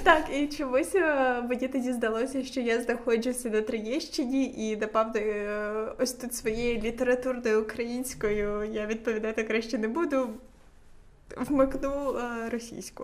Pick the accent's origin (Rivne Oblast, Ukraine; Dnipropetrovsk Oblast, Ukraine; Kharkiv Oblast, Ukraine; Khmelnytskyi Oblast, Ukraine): Rivne Oblast, Ukraine; moved away; Я така з Рівненщини